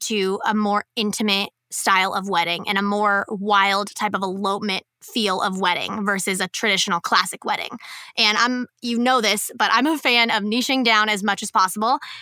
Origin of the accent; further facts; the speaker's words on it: Kansas, United States; I'm from Kansas